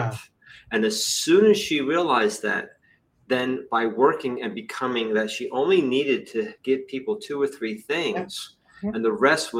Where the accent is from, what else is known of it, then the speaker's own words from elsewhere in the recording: New Jersey, United States; I'm from Jersey